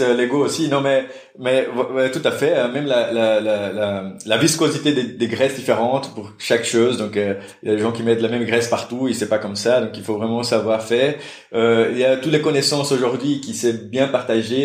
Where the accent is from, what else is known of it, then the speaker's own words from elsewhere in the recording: Brazil; French is a second language; moved away as an adult; now in Brussels, Belgium; je suis brésilien